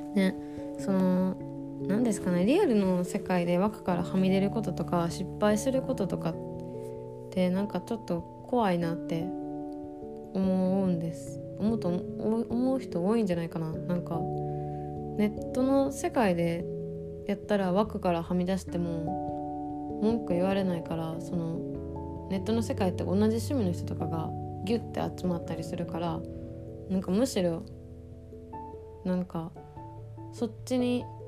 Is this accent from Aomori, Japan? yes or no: no; southern Osaka, Japan; 私の地元はあのね大阪の南部の方で